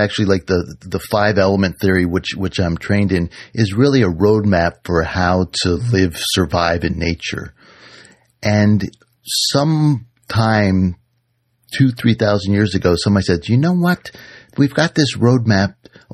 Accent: Washington, District of Columbia, United States; I grew up in Washington, D.C. in a small row house in Adams Morgan

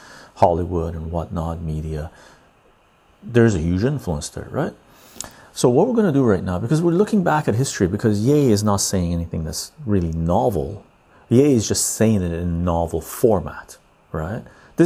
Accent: Iran; I'm the one from Iran.

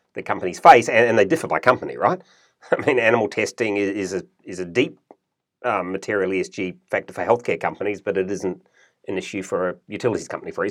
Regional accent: New Zealand; moved away as an adult; also born or lived in United States / Germany / Melbourne, Australia; now in Australia; I was born in New Zealand, grew up in New Zealand, went to university in New Zealand

